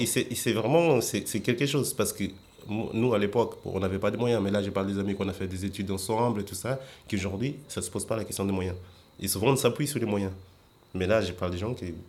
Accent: Mozambique; moved away as an adult; now in Paris, France; ma vie, elle était bien en Mozambique

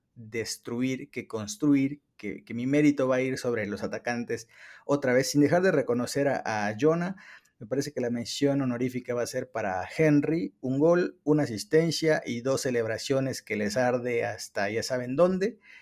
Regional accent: Mexico

